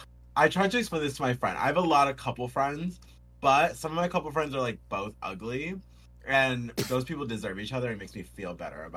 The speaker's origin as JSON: {"language": "English", "town": "Rochester", "region": "New York", "country": "United States", "tie": "born or raised there", "moved": "yes", "lives_now": "Los Angeles, United States"}